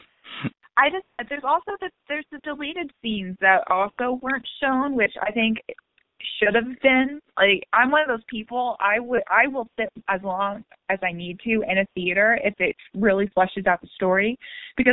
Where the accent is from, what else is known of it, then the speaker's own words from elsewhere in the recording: Granbury, Texas, United States; I grew up out in Granbury, actually.